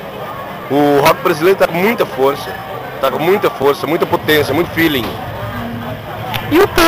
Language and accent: Portuguese; Brazil; now in Portugal; É, é assim, eu sou brasileiro.